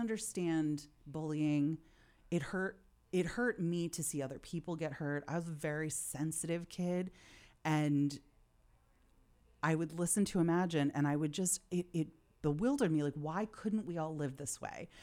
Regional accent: Philadelphia, Pennsylvania, United States; I'm from Philadelphia. I come from a blue collar Philly family.

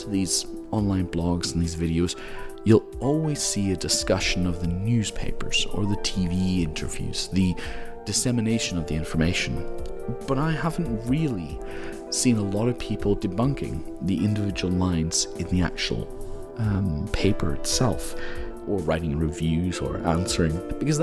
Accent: Northern Ireland, United Kingdom; moved away as an adult; also born or lived in mainland Europe; now in Scotland, United Kingdom; I was born in Europe, I'm mainland Europe, at 4 years old I moved to Northern Ireland, where my father's from, and I lived in Northern Ireland for my whole life, and then I studied in Scotland, and I live in Scotland

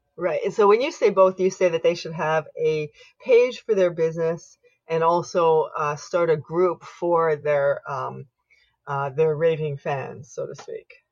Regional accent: Canada; I am unapologetically Canadian

